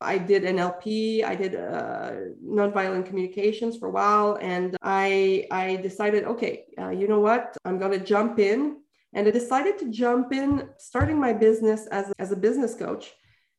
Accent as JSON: {"language": "English", "region": "Quebec", "country": "Canada", "said": "I'm from Quebec"}